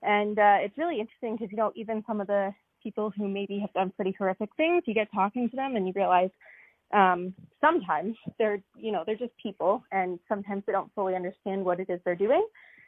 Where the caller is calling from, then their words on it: Peterborough, Ontario, Canada; I'm calling from Peterborough, Ontario.